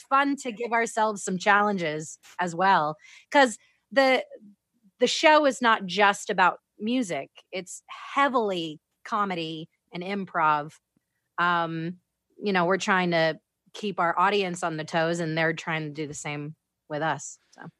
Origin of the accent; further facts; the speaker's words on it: Florida, United States; moved away as an adult; also born or lived in Orlando, Florida; now in Las Vegas, United States; I'm, I'm originally from Florida.